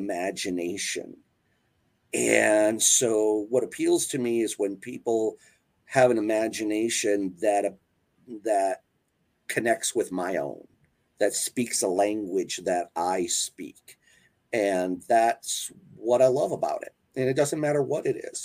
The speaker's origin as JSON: {"language": "English", "region": "Wisconsin", "country": "United States", "tie": "born or raised there", "said": "I grew up in Wisconsin"}